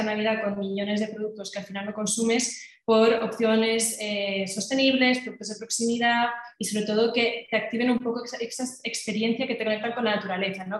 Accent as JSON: {"language": "Spanish", "region": "Catalonia", "country": "Spain", "moved": "yes", "lives_now": "Madrid, Spain", "said": "yo como soy catalana, pues cuando iba a Cataluña"}